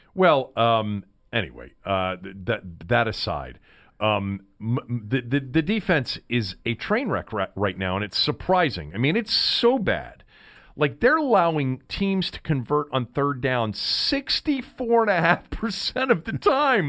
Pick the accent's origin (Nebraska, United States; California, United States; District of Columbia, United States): District of Columbia, United States; Washington; born or raised there